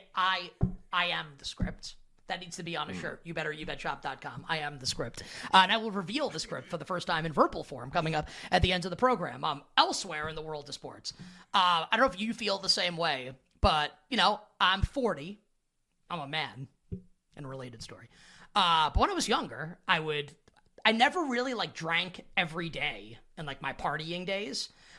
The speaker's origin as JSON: {"language": "English", "region": "New York", "country": "United States", "said": "I'm a New Yorker"}